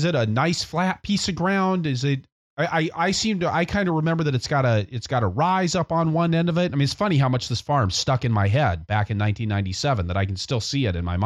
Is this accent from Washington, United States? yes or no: yes; Seattle, Washington, United States; I grew up in Seattle